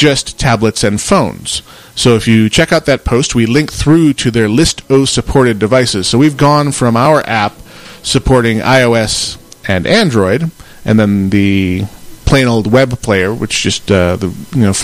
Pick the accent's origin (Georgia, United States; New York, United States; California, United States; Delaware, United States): New York, United States; Western; now in Phoenix, United States; I grew up in Western New York and had the full-on four seasons.